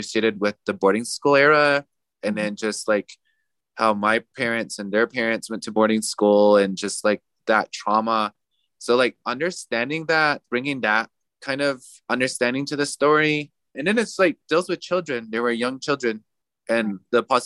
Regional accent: United States; I'm also indigenous. I'm Diné. I'm from the Navajo Nation.

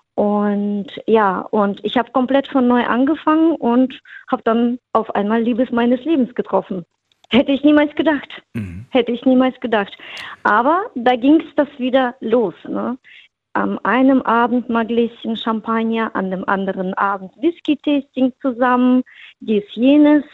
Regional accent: Frankfurt, Hesse, Germany; now in Rust, Germany; Ich komme ursprünglich aus Hesse, aus Frankfurt

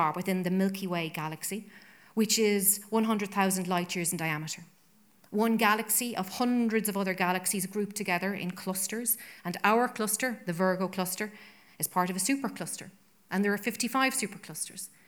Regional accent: Ireland; as an Irish woman and citizen

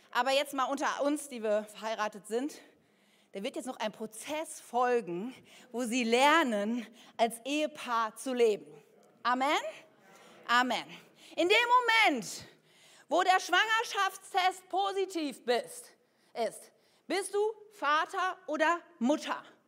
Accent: Ennepetal, North Rhine-Westphalia, Germany; ich bin ja im Bergischen Land aufgewachsen, in Ennepetal

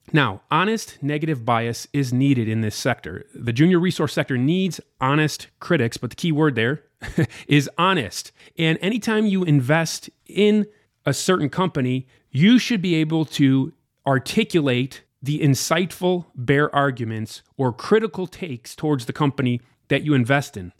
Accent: United States; I was an out, total outsider, an American too. I'm not from Vancouver or Toronto or anything like

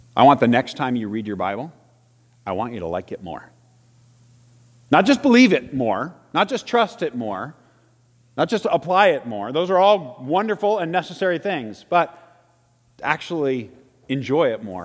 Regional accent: Salina, Kansas, United States; my elementary school days growing up in Salina, Kansas

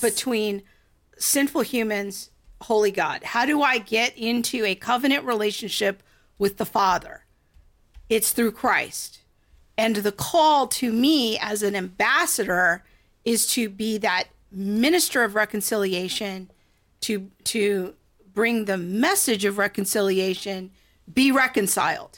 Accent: United States; Whatever national heritage I might enjoy because I'm a good flag-waving girl as an American

